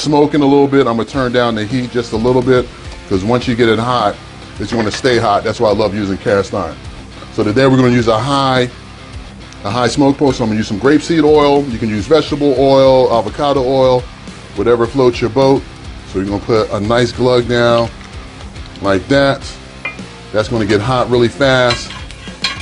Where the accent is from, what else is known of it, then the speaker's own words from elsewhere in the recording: Philadelphia, Pennsylvania, United States; moved away; Philadelphia, my hometown.